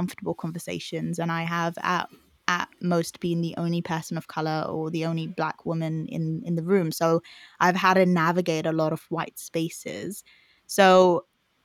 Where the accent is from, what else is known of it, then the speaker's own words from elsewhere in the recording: Zimbabwe; accent: Zimbabwean; now in United Kingdom; I was born in Zimbabwe.